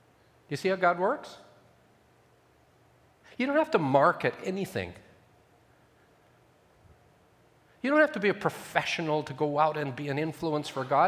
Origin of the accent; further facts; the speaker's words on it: Ethiopia; I grew up in Ethiopia. My parents were with the SIM, And I lived in Ethiopia for 17 years